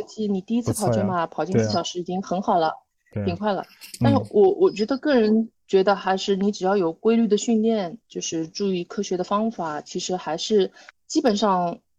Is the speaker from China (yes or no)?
yes; China; 我觉得我们中国人不行吗？